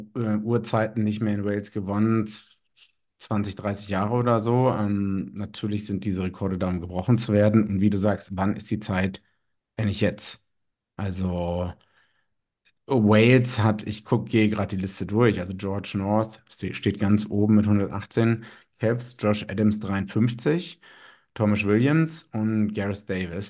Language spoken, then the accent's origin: German; Germany; ich nach wie vor als Deutscher, der in Deutschland wohnt